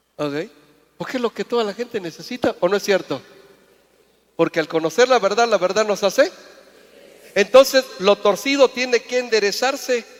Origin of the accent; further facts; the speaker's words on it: Mérida, Yucatán, Mexico; moved away; Yo vengo de Mérida, vengo de un lugar, una tierra lejana y me siento muy bendecido de ser yucateco